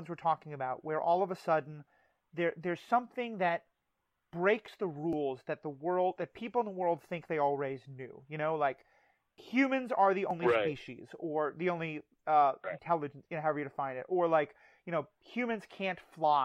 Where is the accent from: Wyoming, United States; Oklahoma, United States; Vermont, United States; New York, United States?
New York, United States; New York City; I grew up in New York City